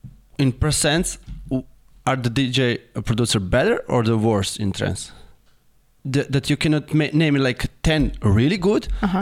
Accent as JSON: {"language": "English", "country": "Argentina", "said": "where are you from? You know, and I'm from Argentina."}